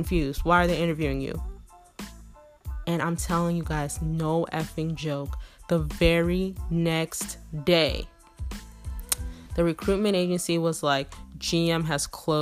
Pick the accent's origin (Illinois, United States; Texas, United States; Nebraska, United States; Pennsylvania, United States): Texas, United States; I'm from Texas